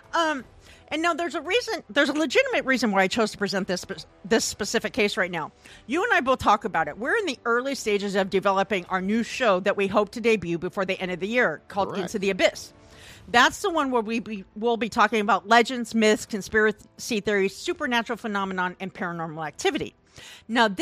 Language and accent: English; Hayward, Iowa, United States; moved away; I was born in a small town called Hayward in Iowa in 1975